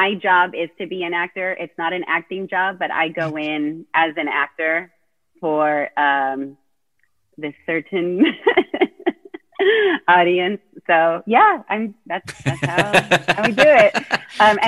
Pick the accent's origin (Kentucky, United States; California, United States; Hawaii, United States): California, United States; Placentia; moved away as an adult; also born or lived in New York City; now in Austin, United States; I was born and raised in Orange County, California, in a little town called Placentia